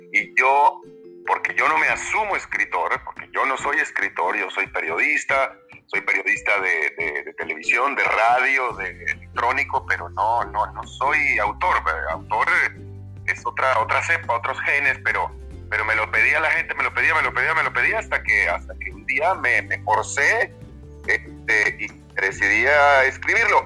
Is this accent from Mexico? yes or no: yes; Monterrey, Nuevo León, Mexico; moved away; mi ciudad natal de Monterrey